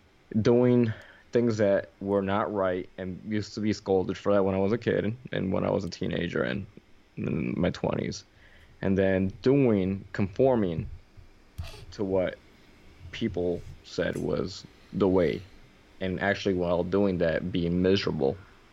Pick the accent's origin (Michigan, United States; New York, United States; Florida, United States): New York, United States; New York City; I was raised in the South Bronx